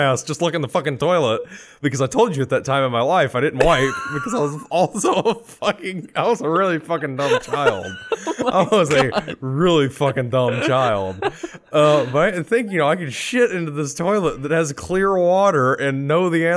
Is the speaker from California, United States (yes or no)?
yes; California, United States; my parents' bedroom in the house I grew up in California